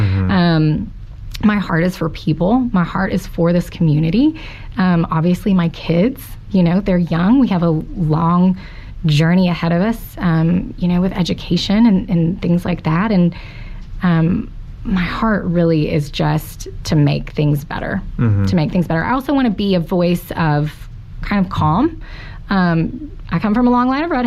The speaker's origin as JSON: {"language": "English", "town": "Fort Gibson", "region": "Oklahoma", "country": "United States", "tie": "born or raised there", "said": "I grew up in Fort Gibson."}